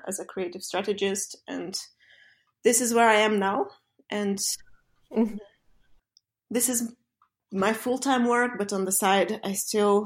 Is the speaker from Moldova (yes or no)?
yes; Moldova; moved away as an adult; also born or lived in London; back in Moldova to kind of bring all that knowledge and experience I accumulated back to my home country